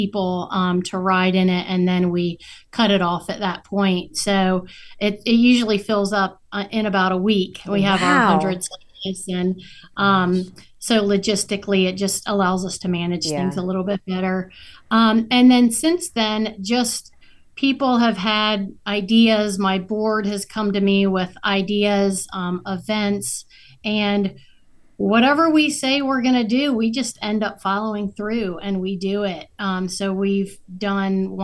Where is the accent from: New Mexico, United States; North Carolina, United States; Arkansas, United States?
North Carolina, United States; New Bern; moved away as an adult; also born or lived in Alexandria, Virginia; he also lives in my hometown here in New Bern